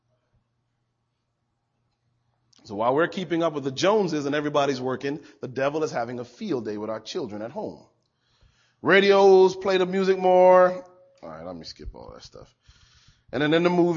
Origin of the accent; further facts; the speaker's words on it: Hartford, Connecticut, United States; I grew up outside of Hartford, Connecticut.